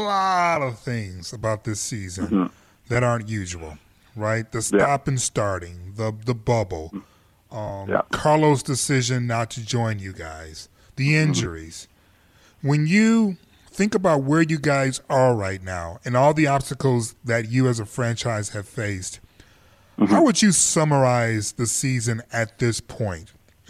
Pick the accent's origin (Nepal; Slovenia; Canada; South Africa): Canada; How dare you look at my passport and assume as a Canadian I wouldn't know Will Smith?